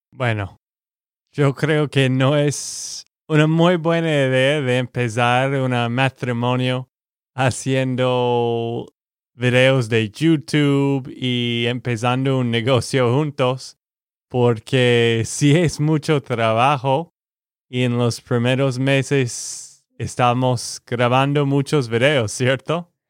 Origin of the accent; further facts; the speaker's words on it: Texas, United States; de Texas, Estados Unidos.